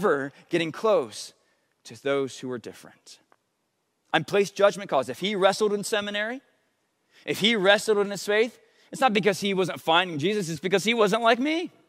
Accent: United States; many of us as American Christians

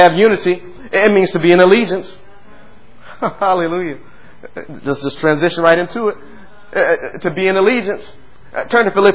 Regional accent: United States; I was born here in the United States of America

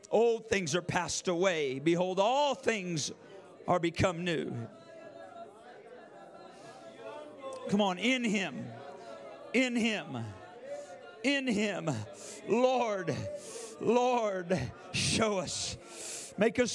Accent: Yakima, Washington, United States; I'm from Yakima

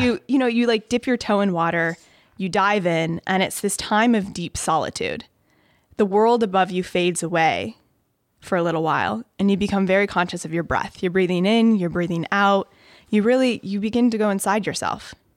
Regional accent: Chicago, Illinois, United States; also born or lived in Ohio; I'm from Chicago. Grew up in the suburbs. lived there until I went to college in Ohio

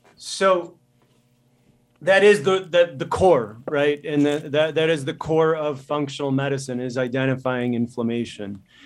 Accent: Midwest, United States; moved away as an adult; also born or lived in Chicago; now in Montana, United States; I'm from the Midwest

